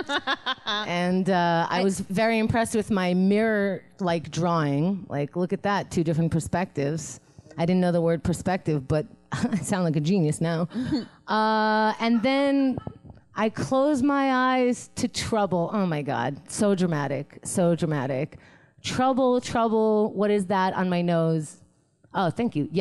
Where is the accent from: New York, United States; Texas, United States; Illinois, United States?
New York, United States; New York City; also born or lived in Israel; I was born in Israel, but I grew up in Queens